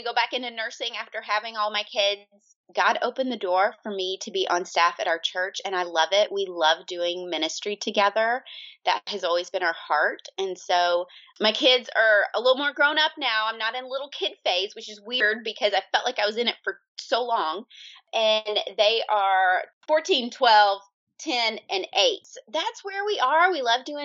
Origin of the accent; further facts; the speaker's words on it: Georgia, United States; moved away as an adult; now in Omaha, United States; We are originally from Georgia. That's where I grew up